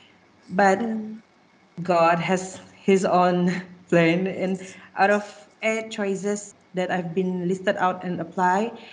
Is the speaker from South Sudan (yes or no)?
no; Sarawak, Malaysia; I'm from Sarawak